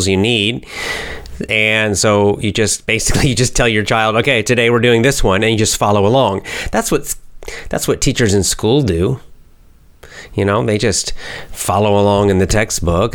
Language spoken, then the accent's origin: English; United States; I'm American. American. USA